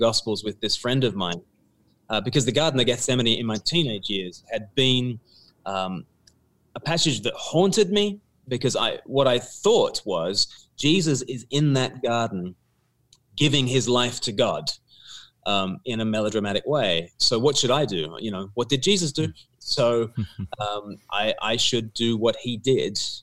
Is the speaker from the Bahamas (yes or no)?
no; Australia; I grew up in Australia, and it was a church going home